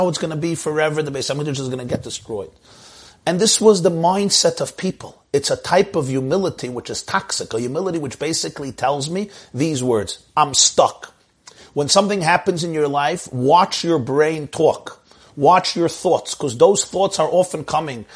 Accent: New York, United States; I'm a New Yorker myself

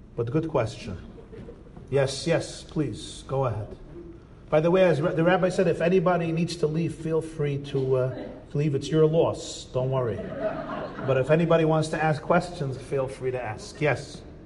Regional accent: United States; I grew up in America.

